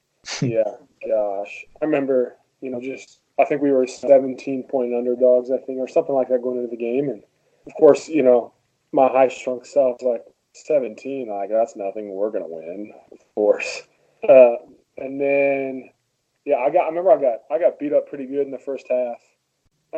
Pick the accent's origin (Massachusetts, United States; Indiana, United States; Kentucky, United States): Kentucky, United States; moved away as an adult; also born or lived in Boston; growing up in Kentucky